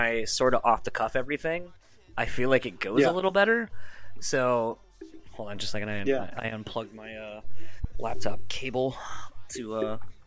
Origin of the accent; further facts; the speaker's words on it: East Coast, United States; moved away; I'm from the East Coast initially myself